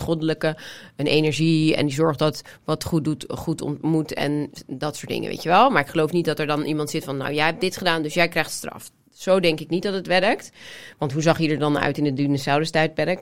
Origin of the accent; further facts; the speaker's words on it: Amsterdam, North Holland, Netherlands; Ik kom uit Amsterdam